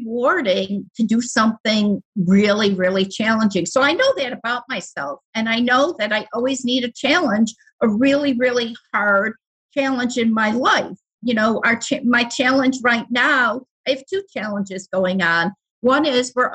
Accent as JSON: {"language": "English", "town": "Buffalo", "region": "New York", "country": "United States", "said": "I'm from Buffalo, New York"}